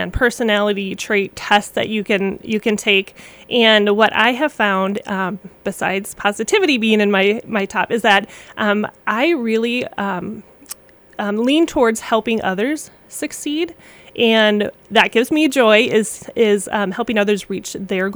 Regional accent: Cloquet, Minnesota, United States; moved away as an adult; now in Bemidji, United States; I grew up in Cloquet near the Duluth area, and I've been in Bemidji since college

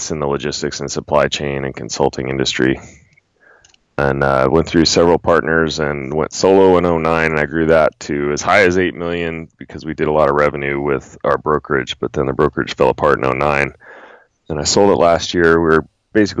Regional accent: Maryland, United States; moved away as an adult; also born or lived in Spokane, Washington / North Idaho / Frostburg, Maryland / Utah; we moved to Maryland when I was 12, and that's basically where all my formative years took place

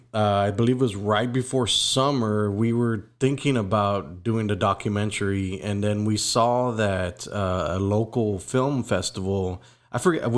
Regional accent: McAllen, Texas, United States; McAllen resident here.

